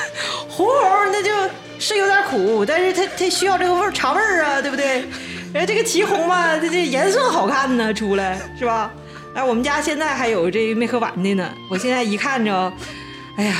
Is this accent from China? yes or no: yes; Northeast China, China; 我们东北人不这么说话。